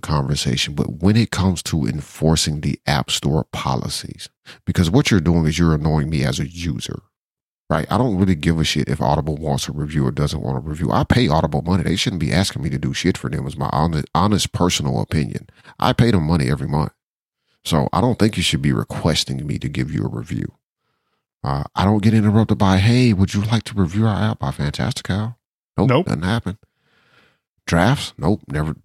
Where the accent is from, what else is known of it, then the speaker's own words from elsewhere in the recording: Georgia, United States; I'm from Georgia, so you know I don't like the Alabama Crimson Tide.